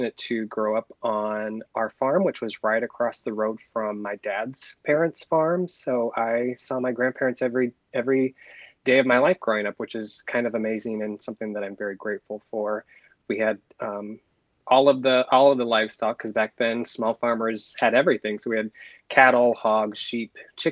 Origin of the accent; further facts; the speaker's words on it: Pomeroy, Iowa, United States; I'm a lifelong Iowan. I was born and raised in Northwest Iowa on a farm outside of a tiny town called Pomeroy